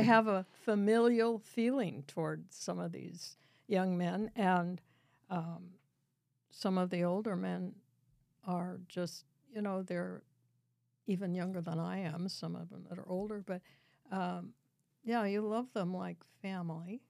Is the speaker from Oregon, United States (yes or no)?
yes; Canby, Oregon, United States; I grew up in Canby. I moved here, uh, in nineteen fifty-two.